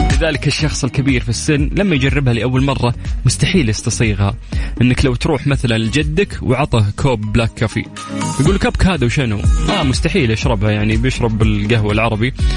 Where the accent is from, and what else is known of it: Saudi Arabia